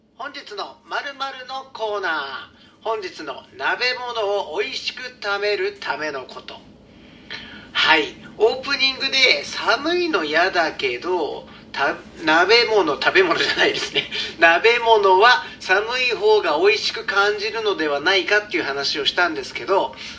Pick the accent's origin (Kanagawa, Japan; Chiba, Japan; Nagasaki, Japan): Kanagawa, Japan; Yokohama; moved away; also born or lived in Hokkaido; 僕北海道に住んでたことあるんですけど横浜出身なんですけどね